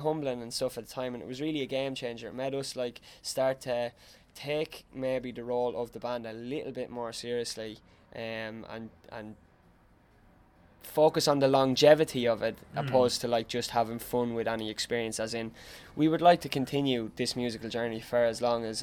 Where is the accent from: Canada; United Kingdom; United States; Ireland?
Ireland; Tipperary, Munster; we're not from Dublin. Like, we're from Tipperary